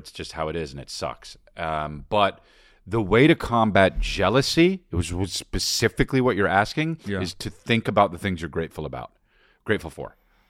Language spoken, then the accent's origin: English; Australia; I'm Australian.